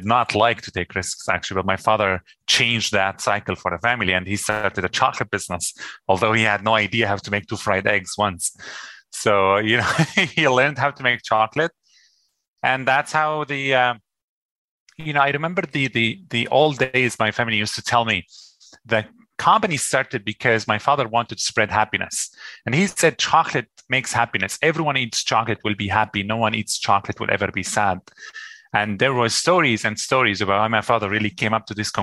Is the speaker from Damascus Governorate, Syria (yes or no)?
yes; Damascus, Damascus Governorate, Syria; moved away as an adult; now in Halifax, Canada; we are from Syria. I was born in Damascus